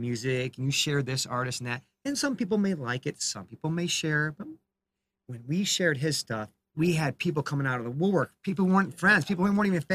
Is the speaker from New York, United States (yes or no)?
yes; Rochester, New York, United States; now in Raleigh, United States; growing up in Rochester, New York, when we were high school kids.